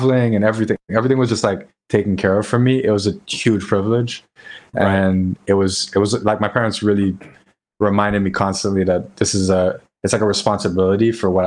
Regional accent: Port-au-Prince, Ouest, Haiti; moved away as an adult; also born or lived in North Carolina; I loved growing up in Haiti. So my dad's family, they were from Jacmel in the south, and I grew up in Port-au-Prince, which is like in the center.

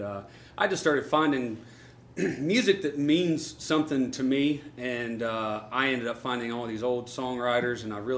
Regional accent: Alabama, United States; moved away as an adult; I was born and raised in Alabama. I lived there until I was out of college, and then I moved up here.

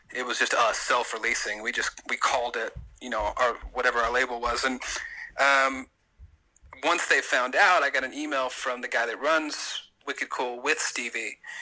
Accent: the South, United States; I'm from the South, and it's the way I was raised

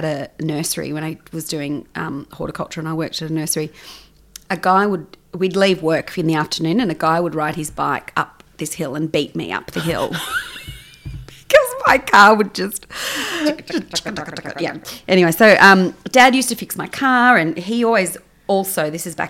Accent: Sydney, New South Wales, Australia; now in Melbourne, Australia; I am originally from Sydney

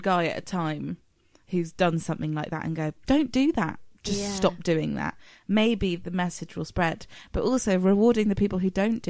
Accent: United Kingdom; because we're British

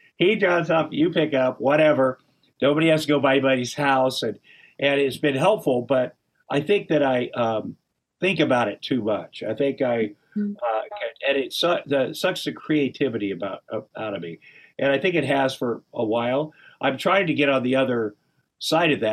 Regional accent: Iowa, United States; I'm from Iowa

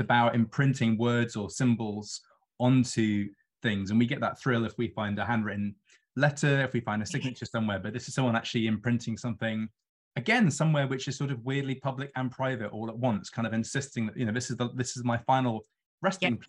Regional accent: London, United Kingdom; a Londoner who lives on the river

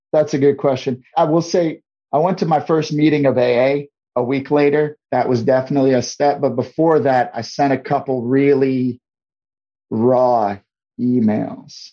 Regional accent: St. Louis, Missouri, United States; moved away as an adult; also born or lived in Guam; my hometown of St. Louis, Missouri

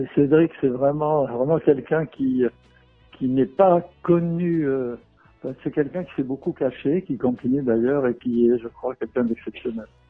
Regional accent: France; chez nous en France

